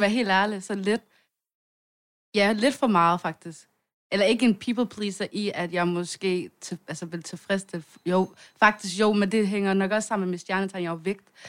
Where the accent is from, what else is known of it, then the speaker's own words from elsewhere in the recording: Svendstrup, North Denmark Region, Denmark; vi er fra noget, der hedder Svendstrup, og øhm, der, der, øh, det er sådan en lille bitte